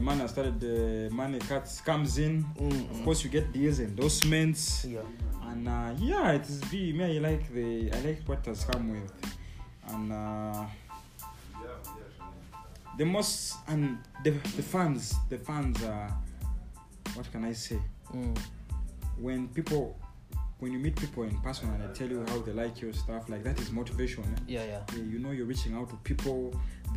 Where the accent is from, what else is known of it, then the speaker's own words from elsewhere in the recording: Uganda; originally I'm from Sendo